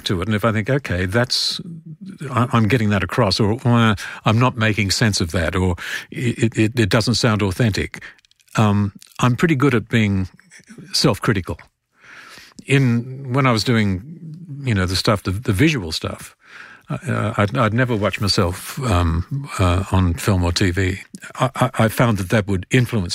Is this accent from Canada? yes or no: no; Australia; accent: Australian